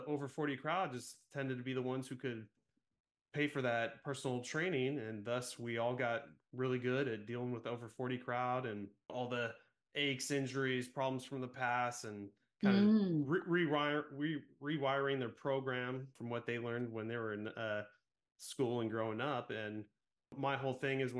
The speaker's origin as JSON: {"language": "English", "region": "Central California", "country": "United States", "tie": "born or raised there", "said": "I was born and raised in Central California"}